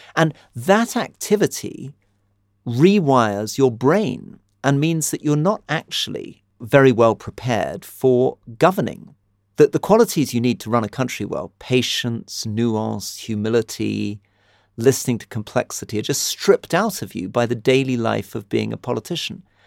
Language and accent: English; United Kingdom; now in Jordan; I'm British